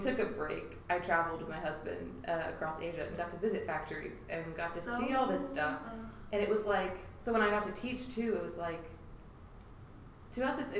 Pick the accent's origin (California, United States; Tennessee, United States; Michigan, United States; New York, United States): Tennessee, United States; Brentwood; I grew up in Brentwood.